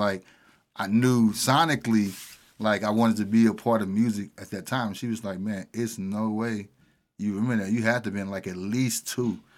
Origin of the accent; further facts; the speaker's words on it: Pine Lawn, Missouri, United States; also born or lived in Wellston; I was born and raised in Pine Line